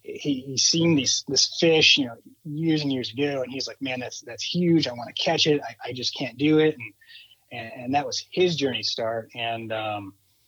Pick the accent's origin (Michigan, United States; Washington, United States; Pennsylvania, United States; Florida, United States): Michigan, United States; moved away; I kind of grew up fly fishing in Michigan